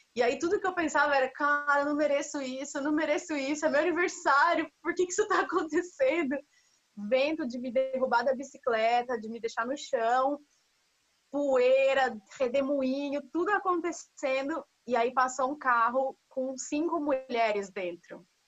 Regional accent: Brazil; sou do Brasil, e que o pessoal já adora, né? No caso, é, sou brasileira

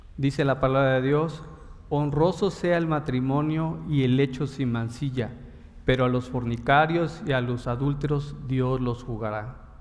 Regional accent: Mexico; como buenos mexicanos estudiosos

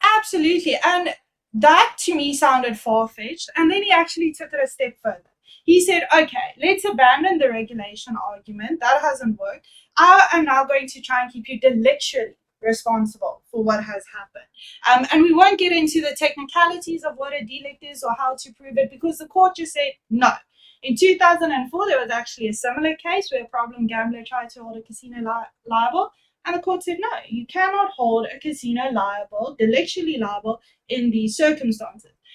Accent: Durban, KwaZulu-Natal, South Africa; I'm actually from Durban.

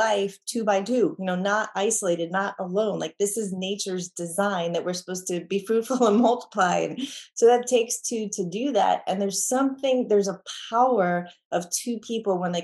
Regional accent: New York, United States; now in Texas, United States; I grew up in New York. I'm in Texas

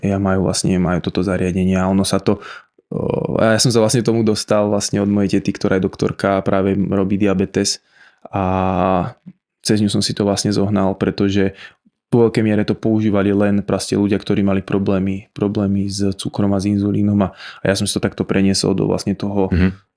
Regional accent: Žilina, Žilina Region, Slovakia; Som zo Žiliny

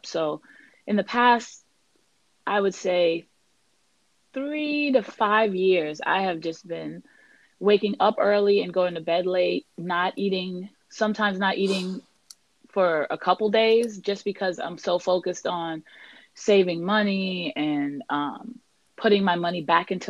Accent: Washington, District of Columbia, United States; also born or lived in Trinidad, West Indies; I was born in Trinidad, West Indies, but raised in Washington, D.C.

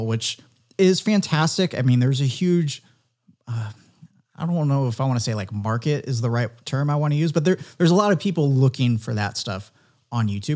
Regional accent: San Diego, California, United States; growing up in San Diego

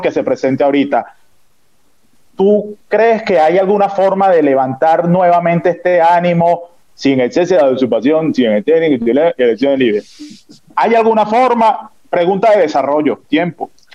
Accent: Venezuela; moved away; Yo como venezolano mayor de edad

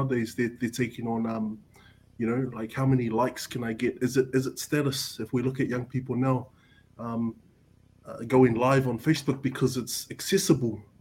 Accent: Auckland, New Zealand; growing up in Avondale

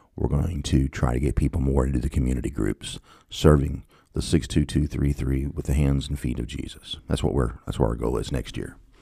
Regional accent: United States

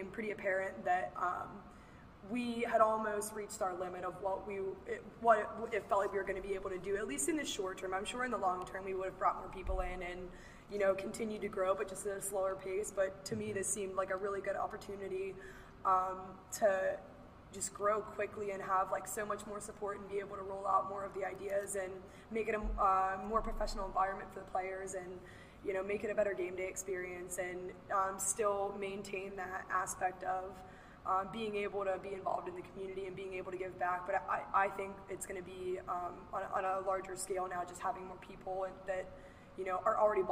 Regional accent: Pennsylvania, United States; now in Pittsburgh, United States; I'm from Katanning, Pennsylvania. I live in Pittsburgh now

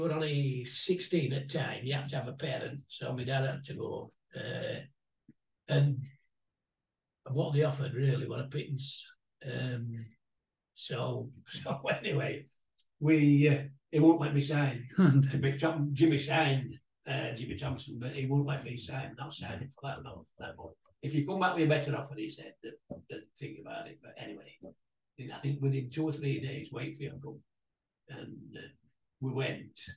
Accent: Featherstone, Yorkshire and the Humber, United Kingdom; as a kid, I was brought up born and bred in Featherston lad

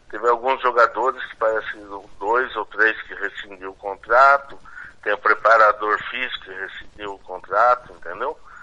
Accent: São Paulo, Brazil; moved away as an adult; now in Mato Grosso do Sul, Brazil; Eu sou, eu, eu, sou de São Paulo

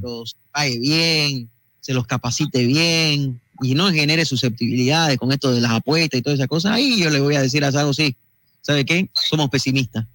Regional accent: Bolivia; a nosotros como bolivianos también nos llena de orgullo

